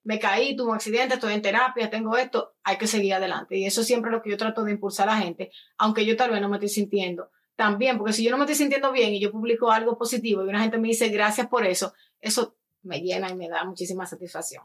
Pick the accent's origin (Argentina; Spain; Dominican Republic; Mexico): Dominican Republic; moved away as an adult; now in United States; yo soy dominicana, dominicana de pura cepa, como dicen, nacida y criada en República Dominicana. Llegué a los Estados Unidos a los 18 años